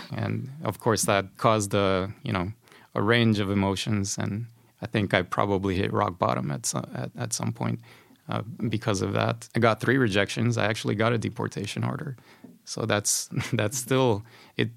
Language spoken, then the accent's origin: English; Honduras; moved away as an adult; now in Sweden; I come from Honduras. It's a Central American country.